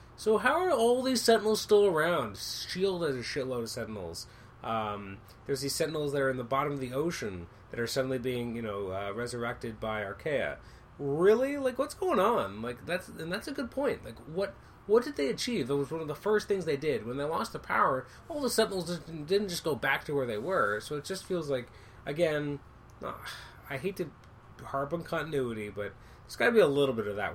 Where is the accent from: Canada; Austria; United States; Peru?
Canada; I'm Canadian